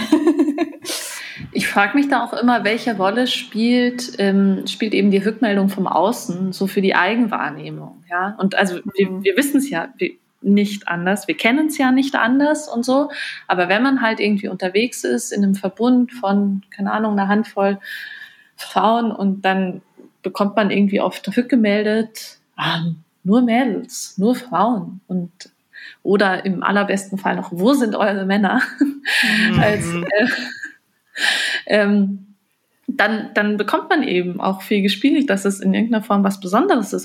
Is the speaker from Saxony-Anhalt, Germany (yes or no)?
no; Bavaria, Germany; moved away as an adult; also born or lived in Bremen; now in Munich, Germany; Ich bin auch in Bayern aufgewachsen